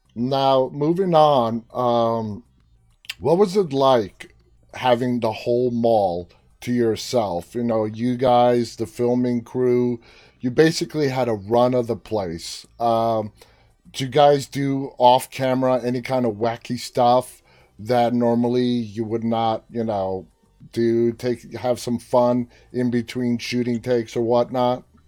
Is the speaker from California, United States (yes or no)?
no; New York City, New York, United States; We're fellow New Yorkers. I'm from Queens.